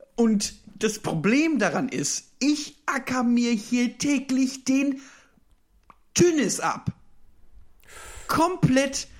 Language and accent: German; Düsseldorf, North Rhine-Westphalia, Germany; ich bin ja gebürtiger Düsseldorfer